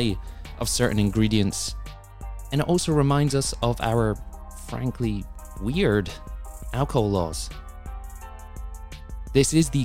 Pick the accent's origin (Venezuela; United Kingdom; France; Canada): United Kingdom; now in United States; as a British transplant